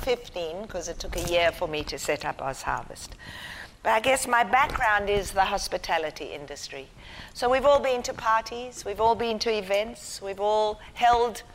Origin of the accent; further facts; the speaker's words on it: South Africa; also born or lived in Israel; now in Australia; I was white, growing up in apartheid South Africa